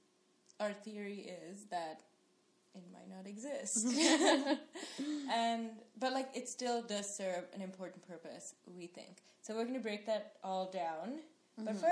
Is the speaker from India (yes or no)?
no; Sri Lanka; now in United States; growing up in Sri Lanka